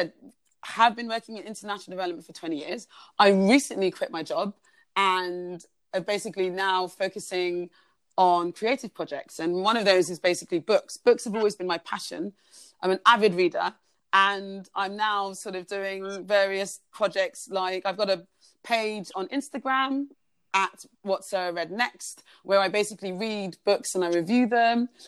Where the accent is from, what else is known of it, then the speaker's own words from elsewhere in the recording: London, United Kingdom; moved away as an adult; also born or lived in Uganda / Durham; now in Fiji; I'm originally from Uganda. I grew up in London, studied in London.